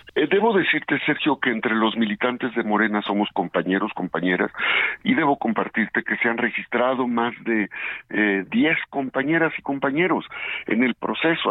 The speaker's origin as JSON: {"language": "Spanish", "town": "Izúcar de Matamoros", "region": "Puebla", "country": "Mexico", "tie": "born or raised there", "said": "Yo amo a Puebla, soy un poblano que eh, nació en Izúcar de Matamoros, la Mixteca, una zona expulsora"}